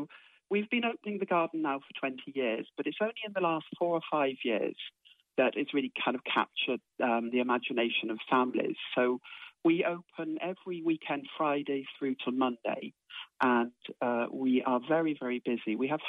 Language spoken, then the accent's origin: English; Oxford, South East England, United Kingdom; moved away as an adult; now in Ireland; When I first came to Ireland in 1981, I came from Oxford with my husband, and we bought a cottage down a very quiet country road with an acre of land